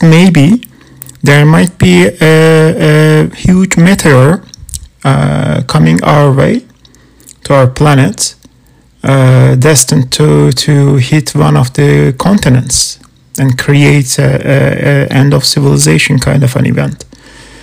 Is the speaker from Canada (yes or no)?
yes; Canada; I'm not American, I'm Canadian